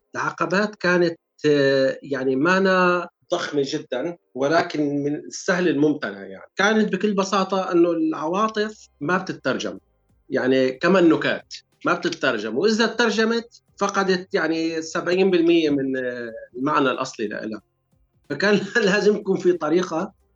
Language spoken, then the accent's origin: Arabic; Syria; moved away as an adult; now in United Kingdom; نحن جايين من سوريا